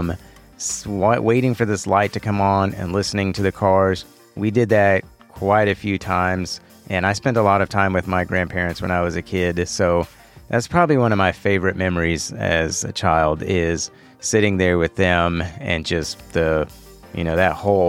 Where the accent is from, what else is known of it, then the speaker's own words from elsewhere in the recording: Houston, Texas, United States; I was born here in Houston. I'm a native Houstonian. Been here my whole life